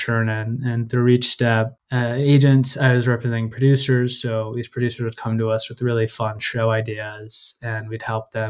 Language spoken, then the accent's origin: English; San Francisco, California, United States; accent: West Coast stoner; I'm from San Francisco, which is not like a SoCal surfer city at all